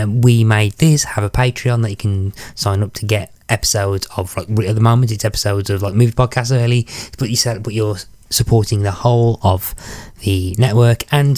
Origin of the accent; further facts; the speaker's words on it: United Kingdom; as much as the Brit in me would love to talk about the weather for an hour